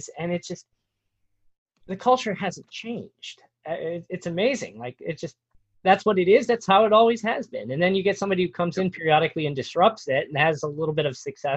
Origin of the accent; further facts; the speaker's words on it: Big Ten country, Midwest, United States; now in Pac-12 country (US West); I grew up in Big 10 country